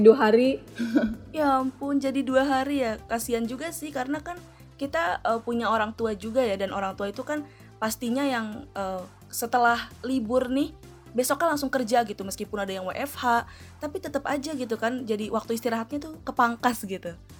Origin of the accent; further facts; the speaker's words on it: Betawi, Jakarta, Indonesia; Gue juga orang Betawi